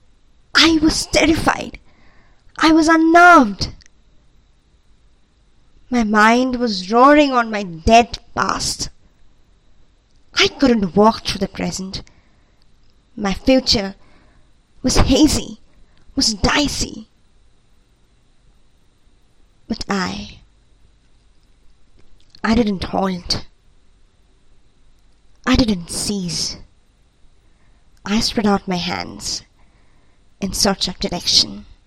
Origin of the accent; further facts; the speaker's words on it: India; I'm from India